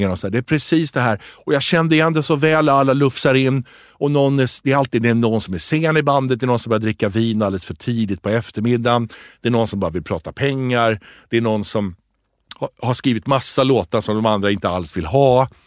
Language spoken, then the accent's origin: Swedish; Tripoli, North Governorate, Lebanon; born there; ja. där jag är född.